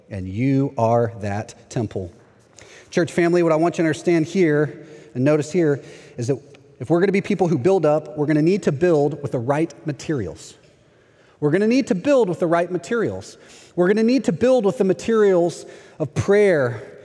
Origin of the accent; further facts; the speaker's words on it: Texas, United States; moved away as an adult; now in Orlando, United States; I'm from Texas